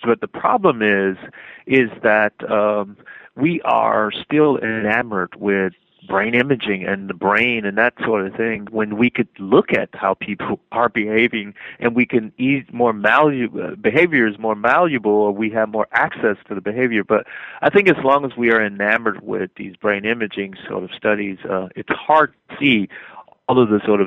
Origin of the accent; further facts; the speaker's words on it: Miami, Florida, United States; moved away as an adult; I'm from Miami